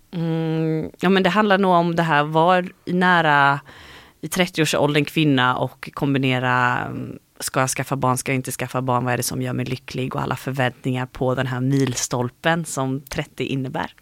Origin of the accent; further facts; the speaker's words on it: Habo, Jönköping County, Sweden; now in Gothenburg, Sweden; Jag är uppvuxen i Habo heter det.